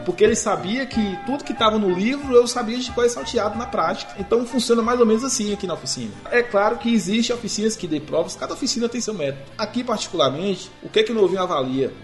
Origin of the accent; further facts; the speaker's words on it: near Guanambi, Bahia, Brazil; moved away; vim de lá de Guanambi, lá perto da minha cidade